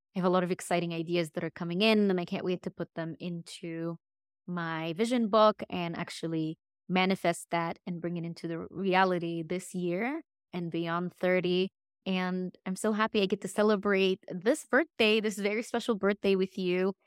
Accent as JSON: {"language": "English", "country": "Egypt", "moved": "yes", "lives_now": "Dallas, United States", "said": "I'm not from Texas. I'm from Egypt."}